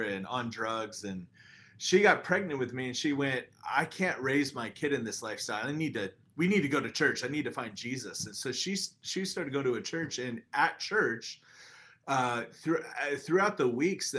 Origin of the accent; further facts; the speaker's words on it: Phoenix, Arizona, United States; eight years old, grew up in Phoenix, Arizona